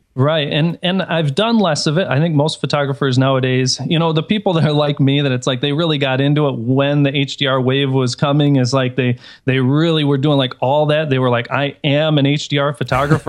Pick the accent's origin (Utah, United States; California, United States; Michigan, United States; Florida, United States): Michigan, United States; Detroit; now in Chicago, United States; I'm originally from Detroit